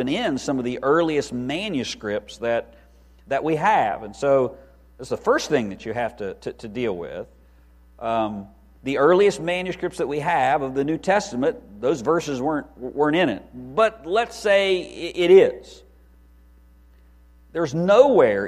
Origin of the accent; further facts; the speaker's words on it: West Virginia, United States; now in Lynchburg, United States; I'm from West Virginia